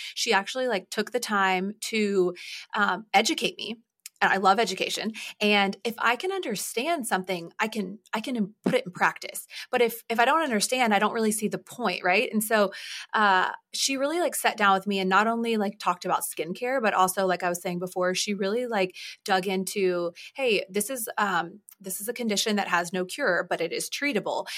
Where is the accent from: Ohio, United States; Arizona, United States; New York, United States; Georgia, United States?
Georgia, United States; Atlanta; I was born in Atlanta, Georgia